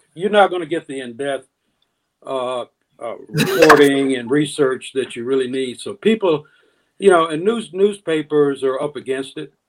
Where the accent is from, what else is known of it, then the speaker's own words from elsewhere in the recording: Deep South, United States; also born or lived in Jackson, Mississippi; growing up in the Deep South